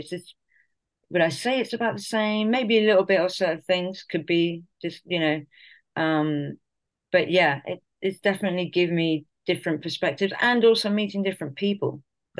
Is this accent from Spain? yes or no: yes; Spain; also born or lived in Colombia; My parents are both Irish and English background. I actually was born in Colombia, but I was raised here in Spain, and basically have lived in a very multicultural kind of background